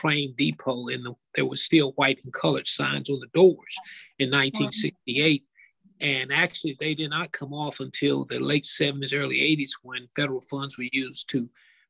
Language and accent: English; the South, United States; I grew up in the Jim Crow South.